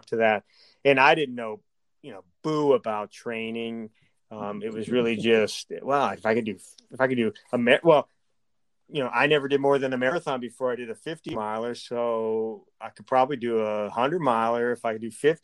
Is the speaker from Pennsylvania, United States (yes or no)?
yes; Scranton, Pennsylvania, United States; moved away as an adult; I grew up in Scranton, Pennsylvania